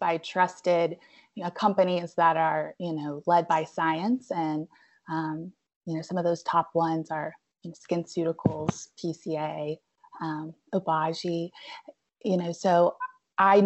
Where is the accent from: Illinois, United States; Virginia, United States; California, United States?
Virginia, United States; Abingdon; moved away as an adult; also born or lived in Spartanburg, South Carolina / Roanoke, Virginia; now in Asheville, United States